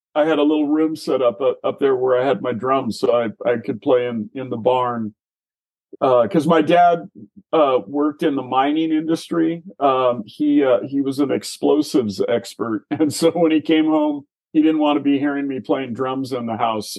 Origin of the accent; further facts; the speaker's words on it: Tumwater, Washington, United States; also born or lived in Seattle; I grew up just south of uh, Olympia um, in a town called Tumwater